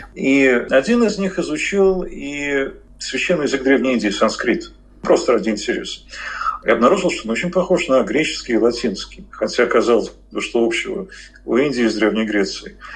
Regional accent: Moscow, Russia; мы москвичи, мы говорим «булочная»

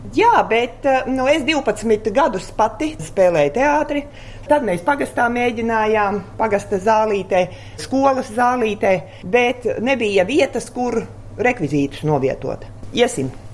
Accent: Liepupe Parish, Limbaži Municipality, Latvia; Es esmu dzimusi, augusi tepatās Gigantos, šoseis malā.

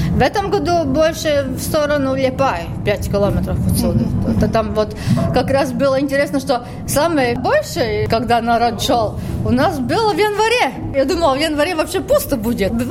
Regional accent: Riga, Latvia; Ну, я, как я вообще из Риги в музей с собакой, ну да, да, да вы что?

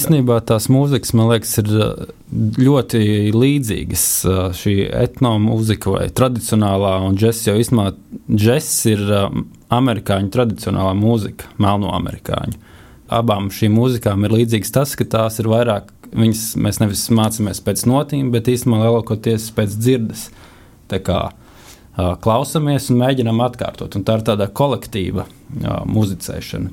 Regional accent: Riga, Latvia; moved away as an adult; now in Rēzekne, Latvia; esmu čilis no Rīgas

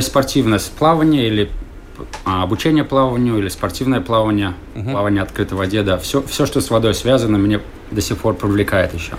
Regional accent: Riga, Latvia; moved away as an adult; also born or lived in California, United States; now in Australia; Я родился в Риге так. в 73 году, и мама у меня плавала.

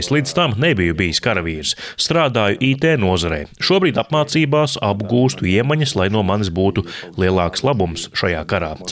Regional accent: Chernihiv, Chernihiv Oblast, Ukraine; Es pieteicos brīvprātīgajos, jo pats esmu no Černihivas, vis tālāk ziemeļos esošās Ukrainas lielās pilsētas.

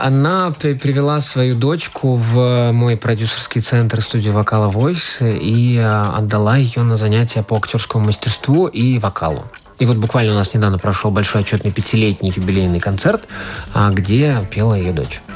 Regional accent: Latvia; also born or lived in Riga; когда я уже вырос и отправился в Ригу покорять столицу

